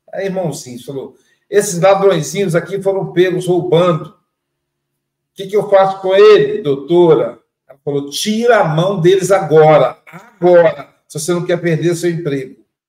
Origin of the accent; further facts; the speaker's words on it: Minas Gerais, Brazil; now in Guarapari, Brazil; Eu também sou mineiro